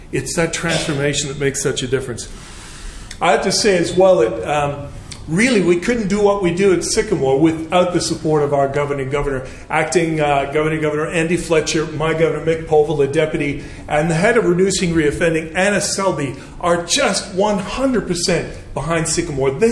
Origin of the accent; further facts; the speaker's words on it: Canada; now in England; originally, I'm from Canada, so I, I do apologize for my uh, slight twang.